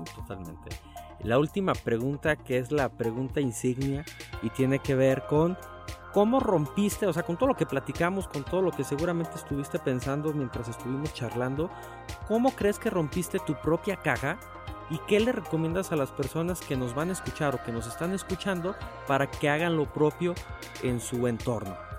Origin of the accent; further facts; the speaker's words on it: Aguascalientes, Mexico; somos muchos los que obviamente somos oriundos de Aguascalientes